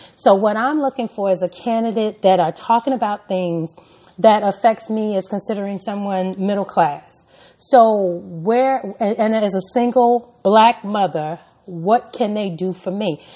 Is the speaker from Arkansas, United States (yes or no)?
yes; Arkansas, United States; I was born and raised in Arkansas